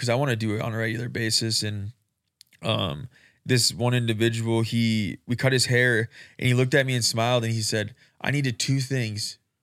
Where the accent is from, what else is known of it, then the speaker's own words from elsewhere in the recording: Rapid City, South Dakota, United States; I'm born and raised in Rapid City